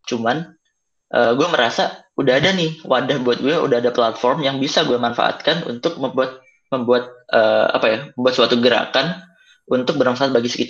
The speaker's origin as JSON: {"language": "Indonesian", "region": "Java", "country": "Indonesia", "said": "ya kan gue orang Jawa juga"}